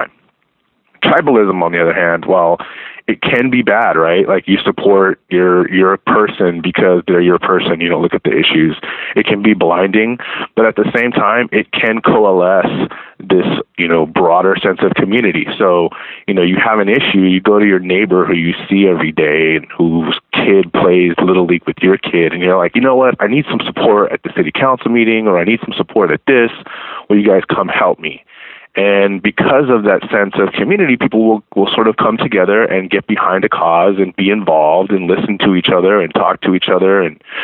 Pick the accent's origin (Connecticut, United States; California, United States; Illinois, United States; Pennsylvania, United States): California, United States; Baldwin Park; I grew up in Baldwin Park, which is a city about 18 miles east of downtown.